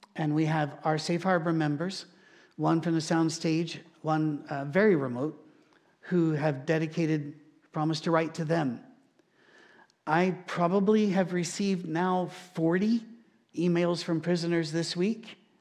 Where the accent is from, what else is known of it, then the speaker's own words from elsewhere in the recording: United Kingdom; now in Nashville, United States; being British